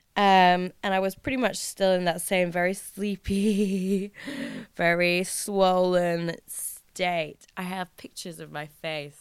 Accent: England, United Kingdom; as an English person

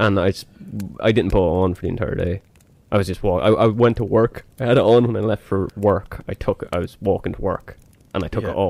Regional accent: Ireland; even though we're Irish

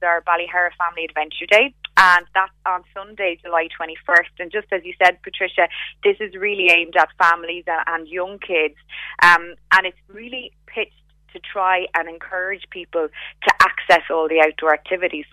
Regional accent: Ireland; as Irish people

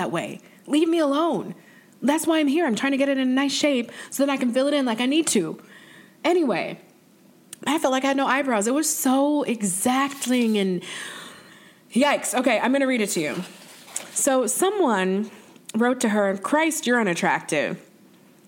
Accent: the North, United States; I'm from the North

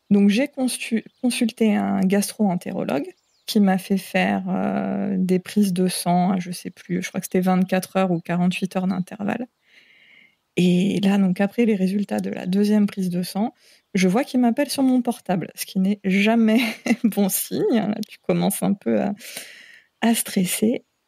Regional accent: Picardy, Hauts-de-France, France; moved away as an adult; also born or lived in Seine-Saint-Denis; now in French Polynesia; je suis née en Picardie, mais je ne suis pas restée très très longtemps. On a rapidement, enfin, mes parents ont rapidement déménagé en région parisienne. On est retourné euh, pour toute la période du collège en Picardie. Et au lycée, en milieu d'année, en cours d'année de seconde, on est retourné en région

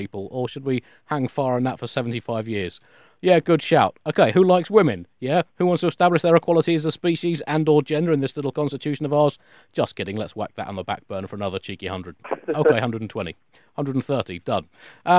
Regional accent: United Kingdom; as British consumers

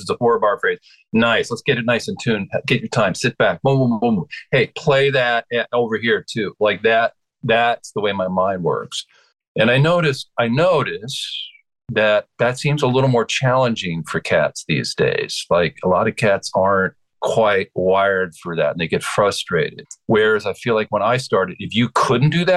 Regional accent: Westchester County, New York, United States; also born or lived in Madison, Wisconsin; I grew up in right outside of Manhattan. I grew up like 20 miles north here.

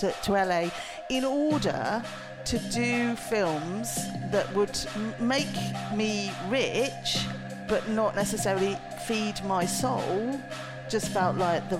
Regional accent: Coventry, West Midlands, United Kingdom; I'm a Midlander, I'm a Brummie, I'm a Coventrian, but I'm also a European, and I was going to be an American almost at one point.

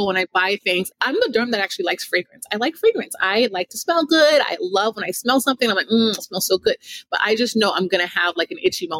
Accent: Jamaica; I'm a Jamaican, raised by a Jamaican mom with like a lip gloss, a Mary Kay lipstick, and a Vaseline.

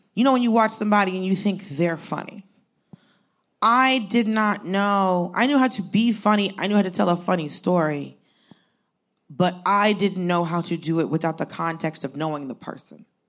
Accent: Georgia, United States; I grew up in Georgia. I grew up in the, like, I'm Southern.

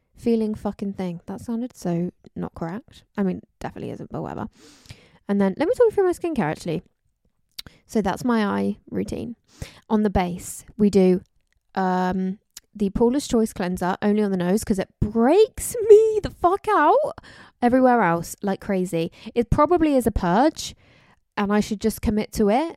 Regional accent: London, United Kingdom; I was born in London. I'm from London

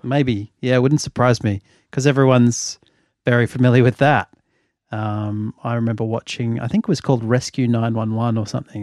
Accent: Australia; like me, had grown up in Australia for the most part

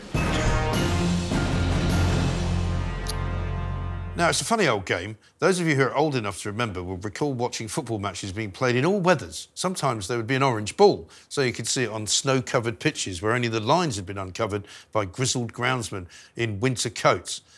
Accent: London, United Kingdom; moved away as an adult; also born or lived in Bath / New York / Wiltshire; I grew up in London

